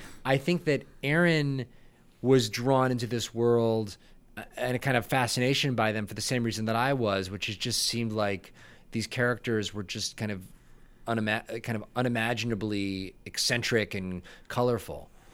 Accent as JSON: {"language": "English", "town": "Buffalo", "region": "New York", "country": "United States", "moved": "yes", "said": "I'm from Buffalo, I'm a Buffalo boy"}